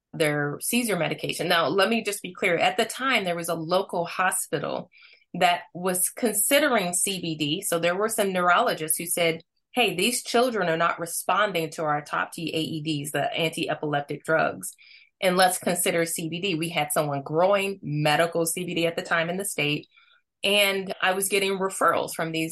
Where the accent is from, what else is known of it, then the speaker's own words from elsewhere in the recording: Missouri, United States; I'm born and raised in Missouri.